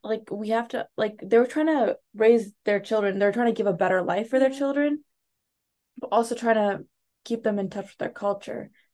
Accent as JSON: {"language": "English", "country": "United States", "tie": "born or raised there", "also_born_or_lived": "India", "first_language": "Telugu", "second_language": "English", "said": "I was born here"}